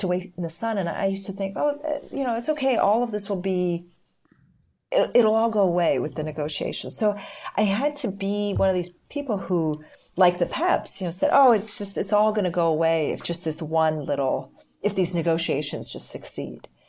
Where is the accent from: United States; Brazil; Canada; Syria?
Canada; now in Israel; I was born in Canada